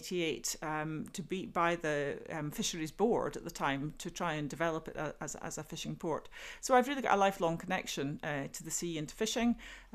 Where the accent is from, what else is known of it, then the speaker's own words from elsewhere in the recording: Tobermory, Scotland, United Kingdom; now in Aberdeen, United Kingdom; I grew up in a small fishing community on the west coast of Scotland. I grew up in Tobermory on the Isle of Mull, known to many young people as Ballamory, full of coloured houses